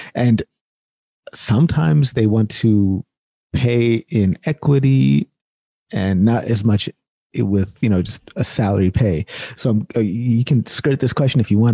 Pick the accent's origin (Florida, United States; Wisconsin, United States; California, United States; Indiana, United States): California, United States; Sacramento; I'm born and raised in Sacramento, California